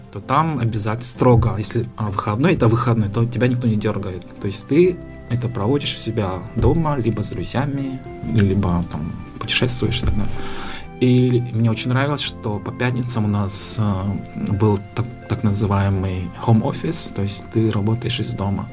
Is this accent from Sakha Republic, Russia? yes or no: yes; Amginsky District, Sakha Republic, Russia; Я сам родом из Самгинского района. Я родился в селе Анес, маленьком поселке